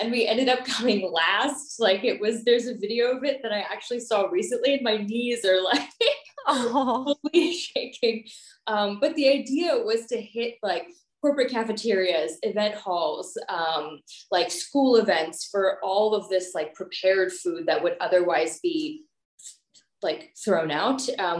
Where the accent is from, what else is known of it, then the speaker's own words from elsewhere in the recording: Maryland, United States; born there; also born or lived in New Jersey / Pakistan; So I'm Pakistani American. I was born in Maryland, and then moved to New Jersey and then Pakistan. So hopped around in a few places.